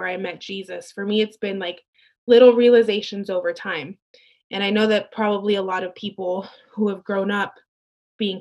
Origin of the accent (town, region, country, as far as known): Santa Barbara, California, United States; born or raised there; also born or lived in Mexico